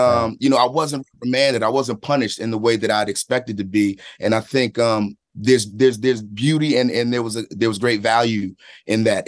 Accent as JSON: {"language": "English", "town": "Philadelphia", "region": "Pennsylvania", "country": "United States", "said": "I'm from Philadelphia, from a specific place and, and, and time there."}